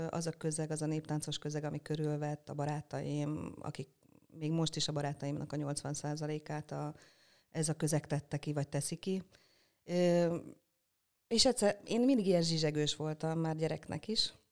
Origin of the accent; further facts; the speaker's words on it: Üllés, Csongrád-Csanád, Hungary; also born or lived in Szeged; Ülésen nőttem föl